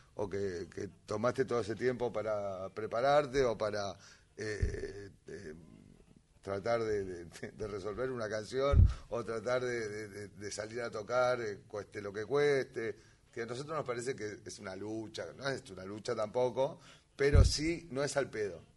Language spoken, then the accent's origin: Spanish; Harley, Buenos Aires Province, Argentina; also born or lived in Lomas de Zamora; now in Valentín Alsina, Argentina; Yo soy de Harley. Yo, ah. nací, en, Lomas, tuve ratito en Lomas